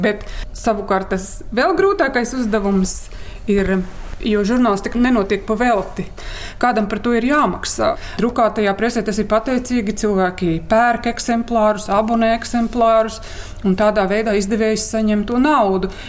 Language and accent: Latvian; Latvia; mēs paši latvieši